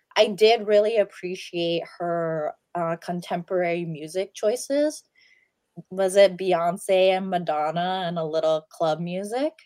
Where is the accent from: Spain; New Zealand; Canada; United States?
United States; as an American